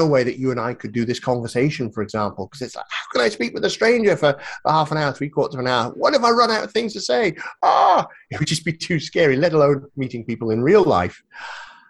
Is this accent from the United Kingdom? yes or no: yes; northeast of Scotland, United Kingdom; moved away as an adult; also born or lived in South of England; I'm in Scotland. I was born here, grew up here